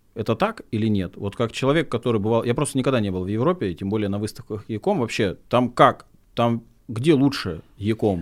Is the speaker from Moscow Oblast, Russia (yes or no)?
no; Oryol, Oryol Oblast, Russia; я человек с региона, я из Орла